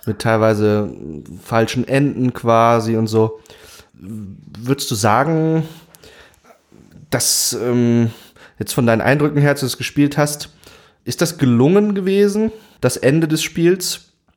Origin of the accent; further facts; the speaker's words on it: Saxony, Germany; ich bin in Sachsen aufgewachsen